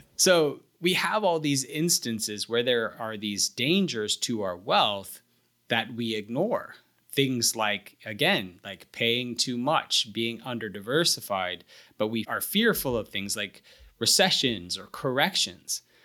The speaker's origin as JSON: {"language": "English", "region": "the American South", "country": "United States", "said": "I, I'm a Southerner"}